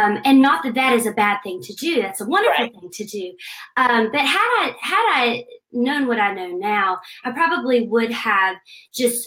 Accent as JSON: {"language": "English", "town": "Aiken", "region": "South Carolina", "country": "United States", "tie": "born or raised there", "said": "I grew up in Aiken, South Carolina"}